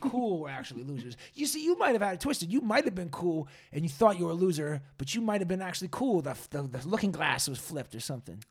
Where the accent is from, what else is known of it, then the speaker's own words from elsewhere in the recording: Massachusetts, United States; now in California, United States; I'm from Massachusetts